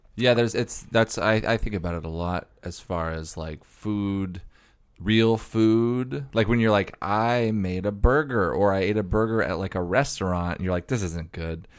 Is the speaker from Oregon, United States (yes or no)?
yes; Oregon, United States; I grew up in Oregon